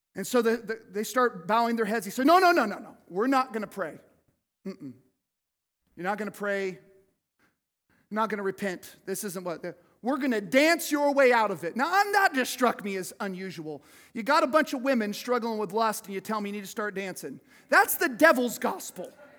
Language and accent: English; United States; I love being an American.